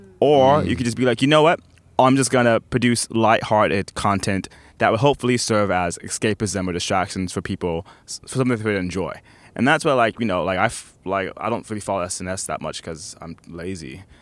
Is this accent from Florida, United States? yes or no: yes; Orlando, Florida, United States; also born or lived in New Jersey; So I was born in New Jersey, but I grew up in Orlando.